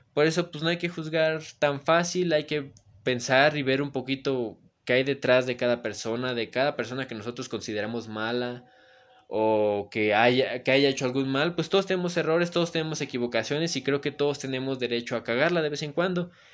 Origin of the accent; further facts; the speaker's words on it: Puebla, Mexico; yo soy de Galaxia, Bosques de Malucan, está el Cerro de Malucan y está Malucan